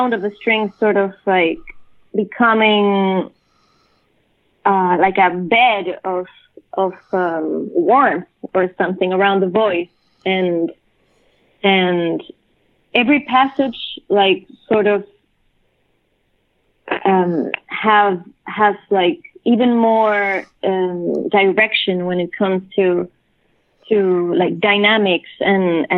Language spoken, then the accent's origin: English; Chile; first language Spanish; English is a second language; now in New York, United States; coming from Chile, my native language is Spanish, right? And then moving to New York